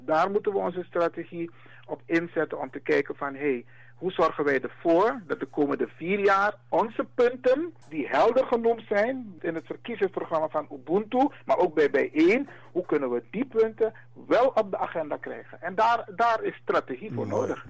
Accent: Suriname; Wij zijn Afro-Surinamers

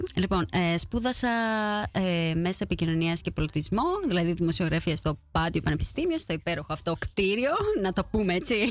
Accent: Kaisariani, Attica, Greece; moved away as an adult; now in Netherlands; και έζησα εκεί μέχρι τα 24 μου χρόνια όταν και αποφάσισα να φύγω από την ε, Ελλάδα και να βρεθώ στην Ολλανδία

